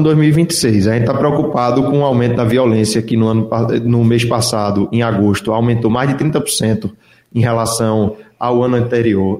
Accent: Pernambuco, Brazil; como pernambucano

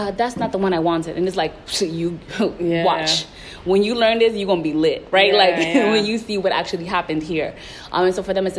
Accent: Puerto Rico; I was coming from the East Coast, and I was like, Puerto Ricans are the most oppressed people on the planet. Nobody understands our struggle, right?

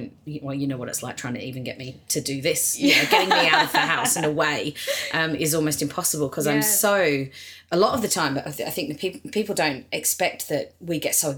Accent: Australia; moved away as an adult; also born or lived in New York, United States; now in Los Angeles, United States; Yeah, I lived in Australia until I was 29, and then I moved to America. I went to live in New York and then

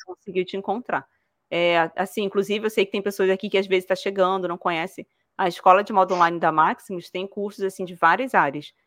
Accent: Rio de Janeiro, Brazil; accent: carioca; now in Toledo, Brazil; Eu morava no Rio de Janeiro

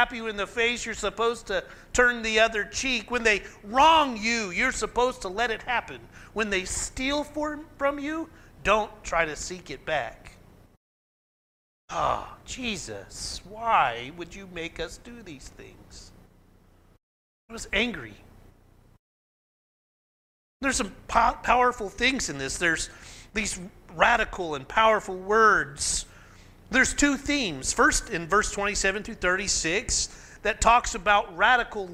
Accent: McAlester, Oklahoma, United States; where I grew up in McAllister

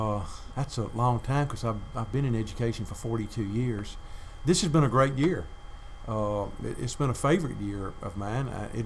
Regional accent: Drew, Mississippi, United States; I grew up in Drew, so I'm a Delta guy.

